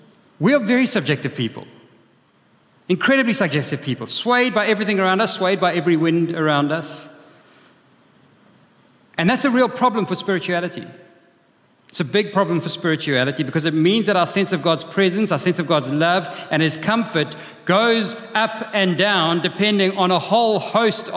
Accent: Durban, KwaZulu-Natal, South Africa; When I was growing up in Durban, in our house, we had a view of the sea from my bedroom

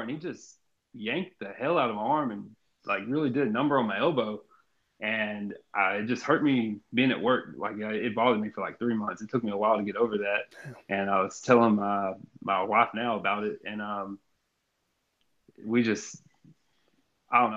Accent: Jasper, Texas, United States; also born or lived in Austin, Texas / Kirbyville, Texas; we moved from Austin to Jasper, Texas and, or Kirbyville, Texas

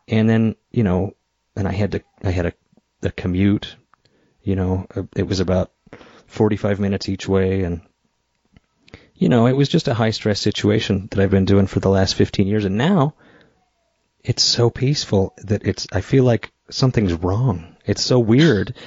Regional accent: Idaho, United States; moved away; I moved to Idaho back to my hometown

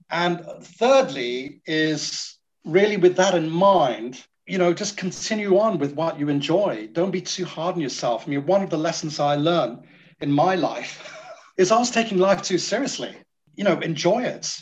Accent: Singapore; now in United Kingdom; I'm from Singapore

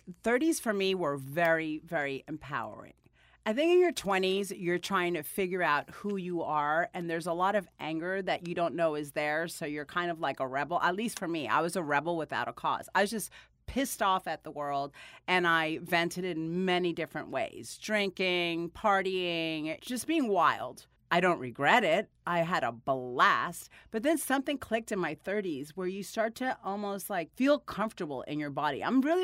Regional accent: Miami, Florida, United States; also born or lived in New Jersey / Dominican Republic / Guatemala / Puerto Rico; I grew up in Miami, a lot of Jersey, Miami, Dominican Republic, Guatemala, Puerto Rico. I lived in all these, graduated high school in Las Vegas.

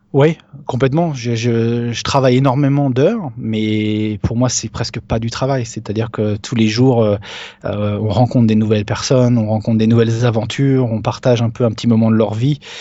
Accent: France; moi je suis français

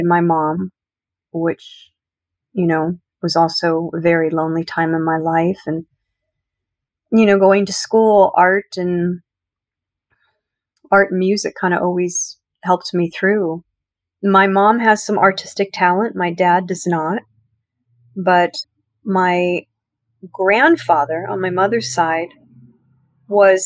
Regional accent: San Luis Obispo, California, United States; also born or lived in Syracuse, New York; Grew up in Syracuse for about 5 years until we moved to California when I was 5 or 6 years old. My dad took a job out there. I'm an only child. And he took a job out there in California in a little coastal town called San Luis Obispo

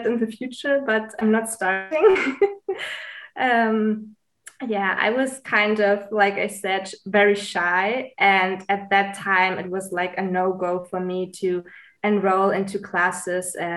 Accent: Munich, Bavaria, Germany; also born or lived in Greece; I'm originally from Greece, but I was born and raised in Munich, Germany. I'm also living in Munich right now

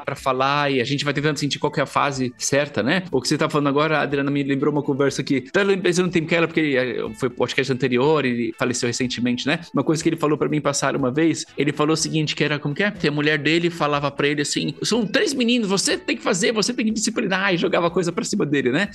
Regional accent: Brazil; a gente, como brasileiros

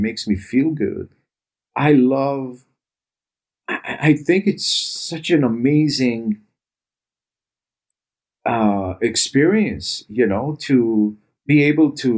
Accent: Israel; I grew up in Israel

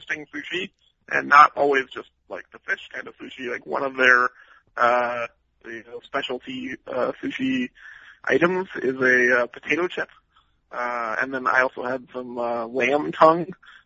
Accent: the Northwest, Pacific Northwest, United States; now in North Carolina, United States; I'm a fish guy growing up in the Northwest

